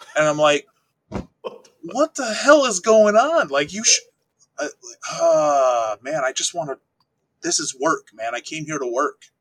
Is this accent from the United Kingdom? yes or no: no; Wisconsin, United States; I'm from a small town in Wisconsin of about 1,200 people